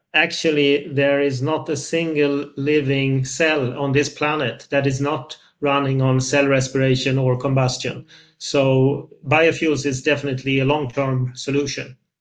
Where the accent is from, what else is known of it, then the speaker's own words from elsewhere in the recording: Sweden; I'm from Sweden, even though I'm in Brussels today